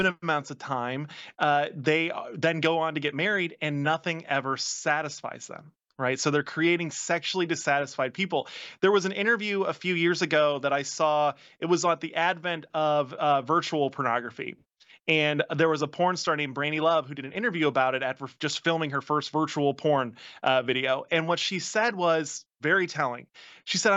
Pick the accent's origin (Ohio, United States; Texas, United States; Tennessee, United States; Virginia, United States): Virginia, United States; my home state of Virginia, where I live now.